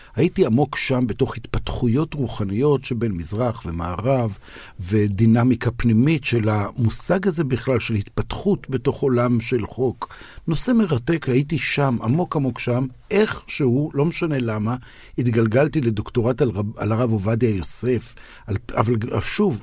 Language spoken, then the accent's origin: Hebrew; Israel; אני אומר כישראלי